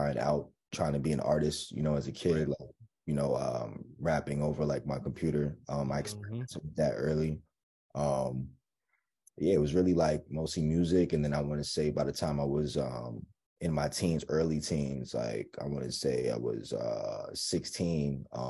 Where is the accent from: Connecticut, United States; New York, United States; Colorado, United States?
New York, United States; New York City; I'm from Queens, bro. Jamaica, Queens